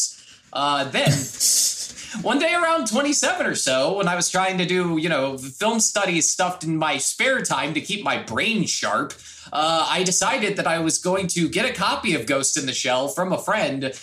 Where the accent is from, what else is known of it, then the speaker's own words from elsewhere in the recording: St. Louis, Missouri, United States; growing up in St. Louis